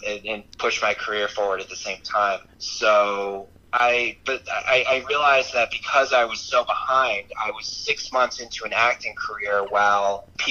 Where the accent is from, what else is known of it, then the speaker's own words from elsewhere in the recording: Albany, New York, United States; moved away as an adult; also born or lived in Los Angeles; I'm from Albany area